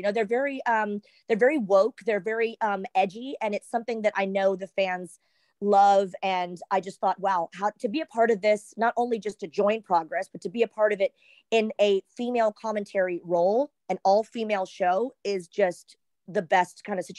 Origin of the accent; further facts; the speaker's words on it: Texas, United States; also born or lived in Southern California; now in Orlando, United States; yes, I grew up in Texas, lived in Southern California, hence I started the wrestling. But like Orlando, Florida is where I've lived the most. That's home for me.